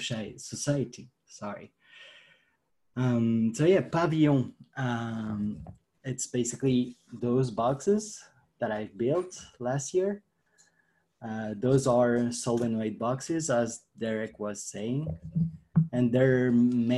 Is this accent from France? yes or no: yes; France; I'm from France.